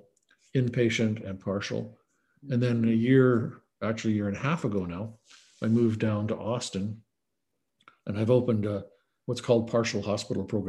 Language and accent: English; Canada; moved away as an adult; also born or lived in Canadian Arctic / Sicily / England; I grew up in Canada, went to medical school